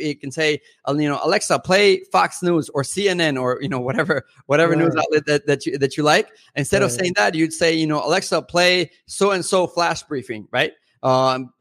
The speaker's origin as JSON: {"language": "English", "country": "Mexico", "first_language": "Spanish", "second_language": "English", "moved": "as an adult", "lives_now": "United States", "said": "I'm originally from Mexico, parent-wise, I am half Mexican, half European, but I've lived in the U.S. since I was 18."}